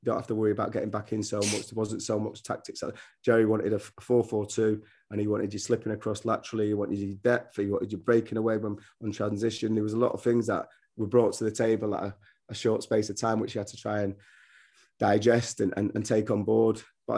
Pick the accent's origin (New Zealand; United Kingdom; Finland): United Kingdom; England; Couldn't believe my accent because I'm a northerner and I had dreadlocks and they thought I was born in London, so I'll have a Cockney accent.